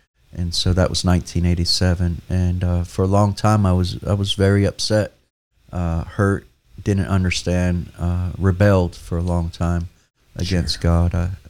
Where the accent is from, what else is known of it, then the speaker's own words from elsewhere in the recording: Newark, New Jersey, United States; No, I was born and raised in Newark, New Jersey.